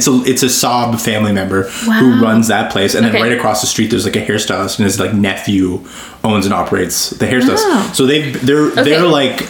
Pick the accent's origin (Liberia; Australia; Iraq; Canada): Canada; Ottawa, Ontario; Growing up in the East End